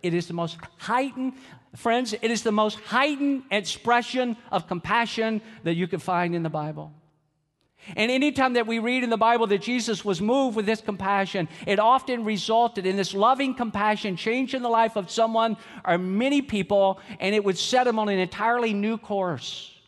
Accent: Georgia, United States; I'm from Georgia

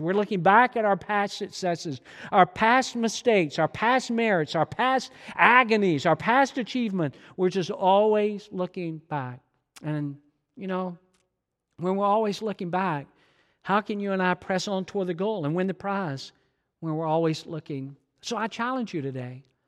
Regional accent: Georgia, United States; I'm from Georgia

